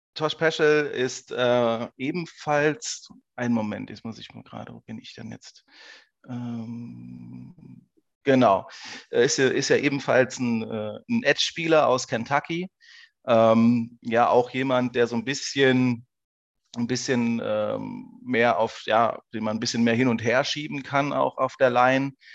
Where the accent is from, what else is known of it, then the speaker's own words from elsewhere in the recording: Saarland, Germany; zu Hause heißt im Saarland, also ich bin Saarländer.